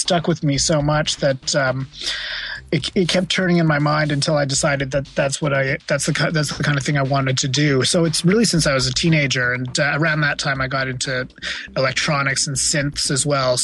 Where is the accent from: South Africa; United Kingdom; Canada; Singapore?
Canada; Ottawa, Ontario; moved away as an adult; also born or lived in California / Montreal; now in New York, United States; I grew up in Ottawa until I went off to university, and then went to university in Montreal.